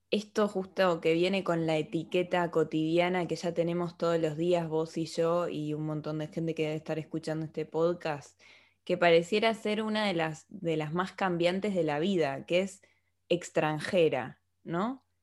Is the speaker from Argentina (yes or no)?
yes; Argentina; now in Spain; Yo soy argentina